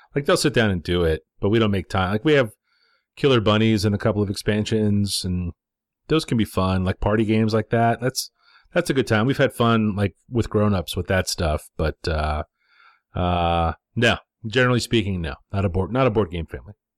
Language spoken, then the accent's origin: English; United States; as an American